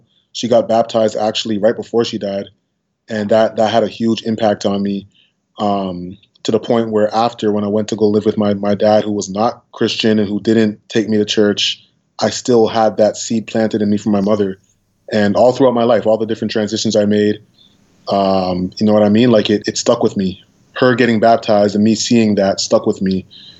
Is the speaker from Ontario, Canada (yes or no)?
yes; Toronto, Ontario, Canada; I say I'm from Toronto